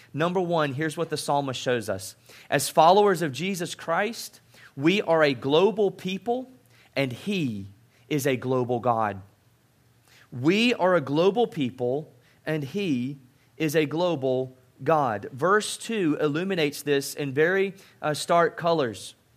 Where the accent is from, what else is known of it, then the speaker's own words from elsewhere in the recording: South Mississippi, United States; I grew up in South Mississippi